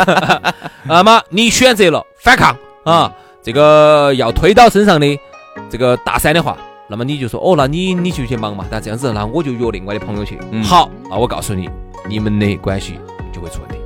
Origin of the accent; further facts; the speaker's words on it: Chengdu, Sichuan, China; 我们成都